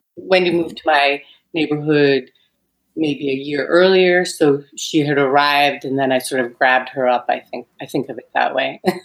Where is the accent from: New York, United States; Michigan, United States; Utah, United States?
New York, United States; New York City; I was raised in New York City